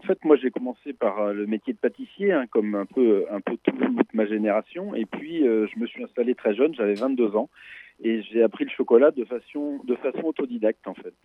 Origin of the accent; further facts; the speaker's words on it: Nantes, Pays de la Loire, France; moi, je suis nantais. Je suis nantais depuis mon enfance